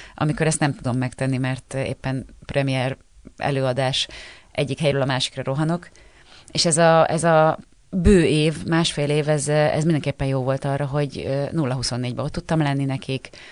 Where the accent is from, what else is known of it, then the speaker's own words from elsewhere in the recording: Győr, Győr-Moson-Sopron, Hungary; moved away; also born or lived in Budapest / Páty; Én Győrben születtem, ott is a, mindig a Kertváros kertvárosi részben laktunk, és uh, ahogy felköltöztem Pestre